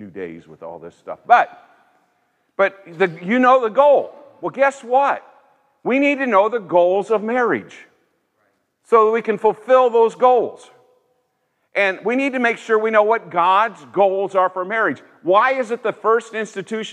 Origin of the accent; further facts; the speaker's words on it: Indiana, United States; also born or lived in Greenville, South Carolina; I'm from Indiana